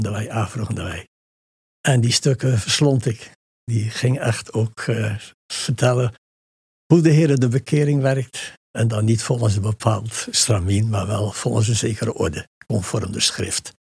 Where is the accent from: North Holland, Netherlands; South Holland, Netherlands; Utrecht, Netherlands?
South Holland, Netherlands; Dordrecht; En onder armoedige omstandigheden zich gevestigd in Dordrecht. En daar ben ik dan geboren